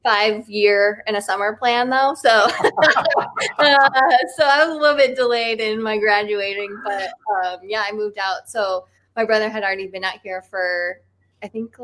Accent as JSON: {"language": "English", "region": "Nebraska", "country": "United States", "tie": "born or raised there", "also_born_or_lived": "Iowa", "moved": "yes", "lives_now": "Los Angeles, United States"}